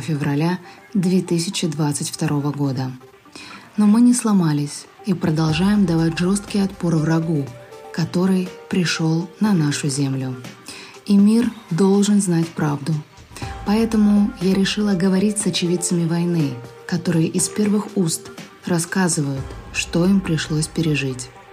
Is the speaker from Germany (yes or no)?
no; Ukraine; мы из Украины